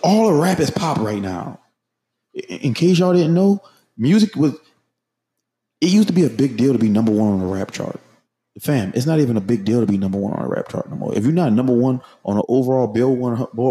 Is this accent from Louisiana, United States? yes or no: yes; New Orleans, Louisiana, United States; I'm from New Orleans